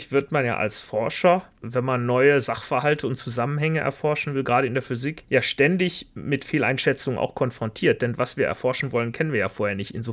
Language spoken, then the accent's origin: German; Velbert, North Rhine-Westphalia, Germany; Und ich bin ja auch aus dem Bergischen Land da, Felbert. Das heißt, sogar die Landschaft ist ja ähnlich.